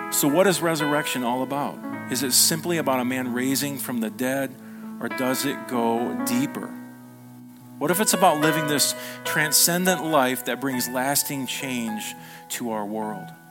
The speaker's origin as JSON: {"language": "English", "country": "United States", "said": "we were raised in America"}